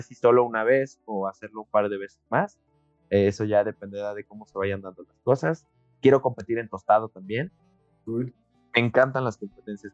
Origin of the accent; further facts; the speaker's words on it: Mexico; para nosotros como, como, mexicanos